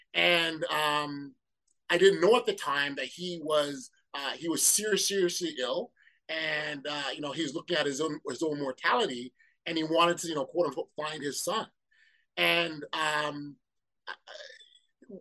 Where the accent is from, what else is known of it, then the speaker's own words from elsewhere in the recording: Toronto, Ontario, Canada; born and raised in Toronto, Canada. My roots, West Indian, Jamaican background